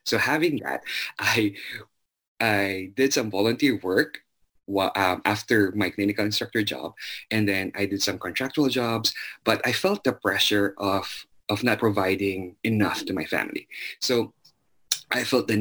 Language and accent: English; Zamboanga City, Zamboanga Peninsula, Philippines; moved away as an adult; now in United States; I was born and raised in Zamboanga City